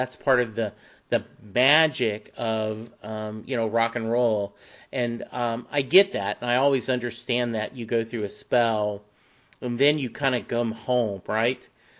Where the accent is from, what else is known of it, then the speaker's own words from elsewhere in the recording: Louisiana, United States; now in Dallas, United States; I'm from Dallas, Texas, but I grew up in, I was born in Louisiana. My dad was in the Army, so we moved around a lot. But when he retired from the military and my parents got a divorce, we settled in Louisiana, and I stayed in Louisiana for years.